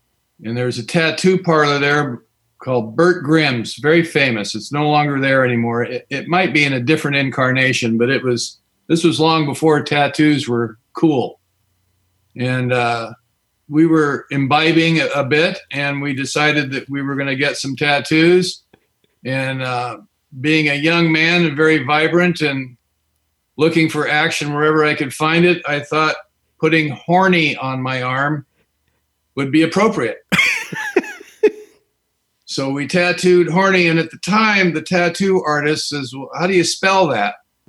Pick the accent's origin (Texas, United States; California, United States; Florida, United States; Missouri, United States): California, United States; I'm an alcoholic, and I've been sober since March the 27th, 1985. And I'm from Southern California in the South Bay.